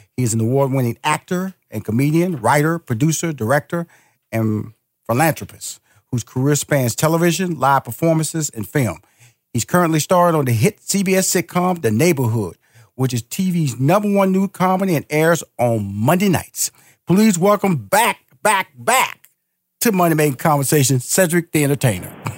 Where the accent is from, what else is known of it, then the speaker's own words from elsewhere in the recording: Houston, Texas, United States; I'm Houston, Texas. I'm from Fifth Ward